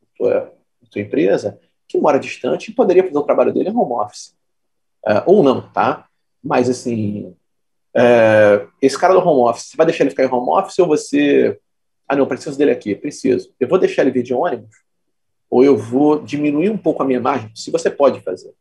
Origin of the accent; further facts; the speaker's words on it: Petrópolis, Rio de Janeiro, Brazil; moved away as an adult; now in Rio de Janeiro, Brazil; eu não sou carioca, eu sou de Petrópolis. É, nasci e fui criado na Serra vim para o Rio fazer faculdade